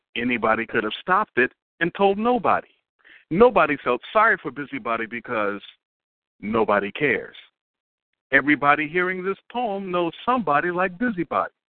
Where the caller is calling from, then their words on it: Newport News, Virginia, United States; I am calling from Newport News, Virginia.